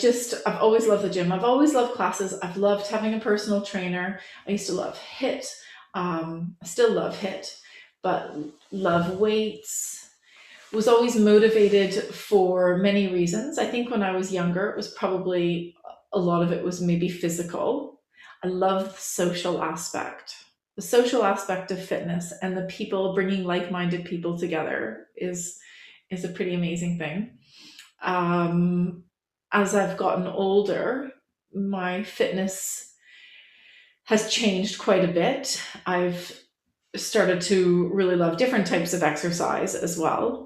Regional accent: Canada; moved away as an adult; now in England, United Kingdom

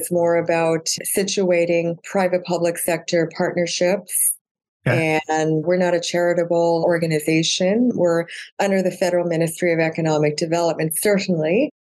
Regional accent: Alberta, Canada; born there; also born or lived in Prince George / Lower Mainland; Since 1984. I lived in Prince George for 10 years, but I was born in Alberta.

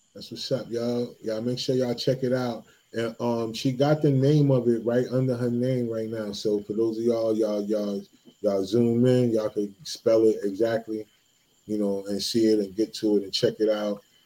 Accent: East New Jersey, United States; I grew up in East New Jersey

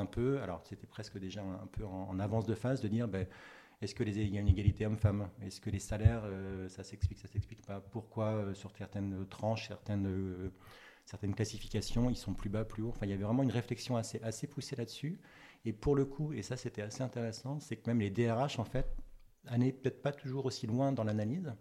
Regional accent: Breton, Brittany, France; also born or lived in Paris; now in Nantes, France; j'étais breton, enfin je suis breton, je suis rené à la base

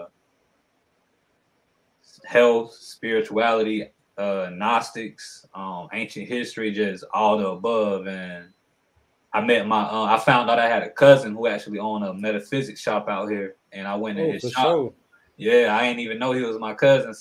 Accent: Aiken, South Carolina, United States; also born or lived in Augusta, Georgia; I'm from South Carolina. I was born in Augusta, Georgia, raised in South Carolina over here in Aiken in the 803.

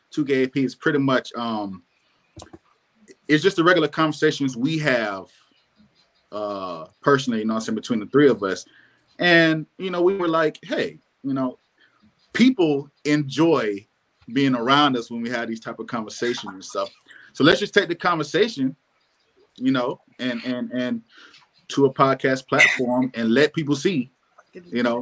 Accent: Alabama, United States; me and V, we are originally from Alabama.

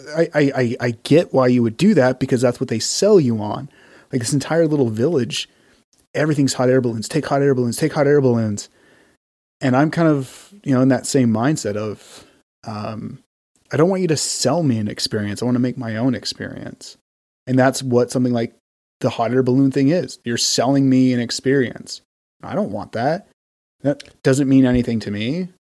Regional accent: Utah, United States; also born or lived in Texas; We're both from Utah

